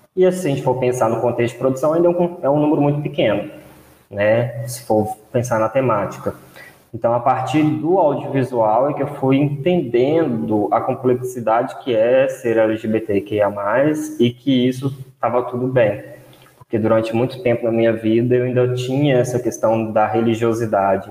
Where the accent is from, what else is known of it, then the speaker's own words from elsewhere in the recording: Brazil; nós ainda, enquanto brasileiros